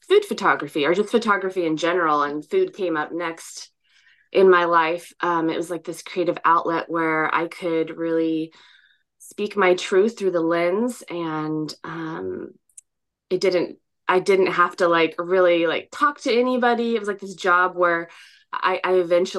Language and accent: English; California, United States; So I grew up in California pretty much my whole life. I grew up in Southern California. Then my family moved to Northern California when I was about 8 years old.